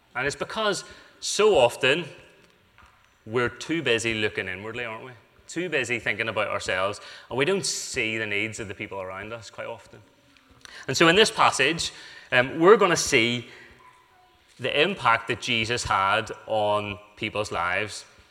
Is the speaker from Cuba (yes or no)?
no; United Kingdom; we're British